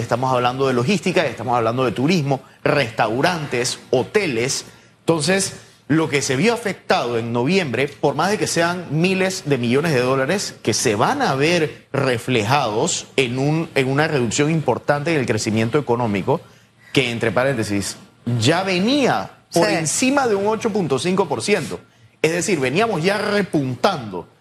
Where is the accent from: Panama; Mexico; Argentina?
Panama; nosotros como ciudadanos panameños